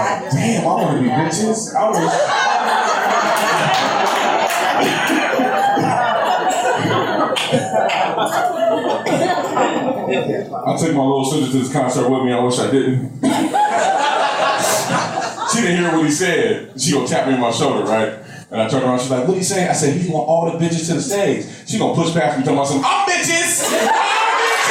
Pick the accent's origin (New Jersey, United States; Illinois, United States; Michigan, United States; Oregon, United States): Oregon, United States; Portland; I grew up here. I was born here. I was raised in North Portland.